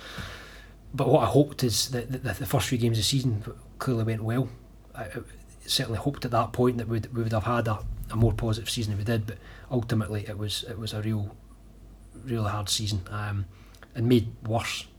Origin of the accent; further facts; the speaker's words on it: Falkirk, Scotland, United Kingdom; someone who's spent my whole life living and growing up in Falkirk